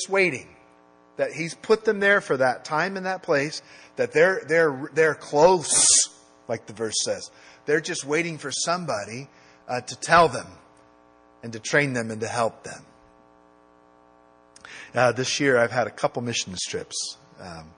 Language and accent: English; United States; I'm an American